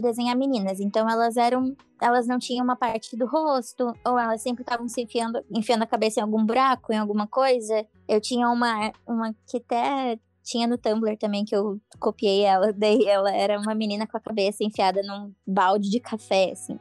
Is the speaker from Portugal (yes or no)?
no; Curitiba, Paraná, Brazil; now in Balneário Camboriú, Brazil; eu nasci em Curitiba, mas agora eu moro em Balneário Camboriú, aqui em Santa Catarina